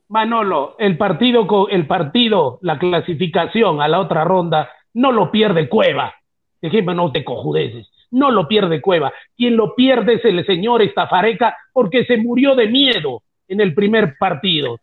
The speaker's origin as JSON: {"language": "Spanish", "country": "Peru", "said": "somos cholos, que somos mestizos, que somos trinchudos, que no tenemos barba, que somos patarrajada, eso somos los, los peruanos"}